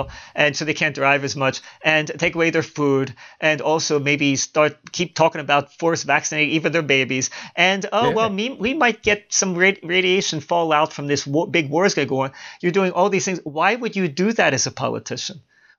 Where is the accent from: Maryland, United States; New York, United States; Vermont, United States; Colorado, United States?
Maryland, United States; Baltimore; Because even though I was born and raised in Baltimore, I never had a Baltimore accent. I despise the Baltimore accent, I have to say.